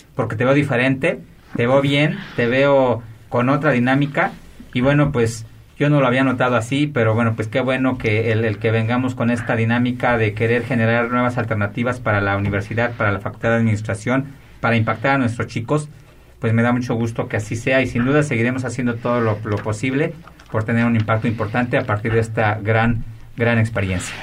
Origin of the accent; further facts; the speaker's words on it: Mexico; como mexicanos